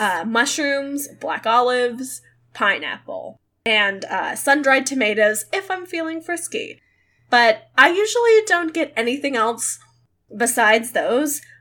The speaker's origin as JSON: {"language": "English", "region": "Midwest", "country": "United States", "said": "I'm from the Midwest"}